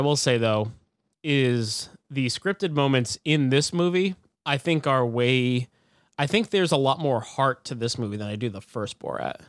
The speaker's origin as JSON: {"language": "English", "country": "United States", "said": "as an American"}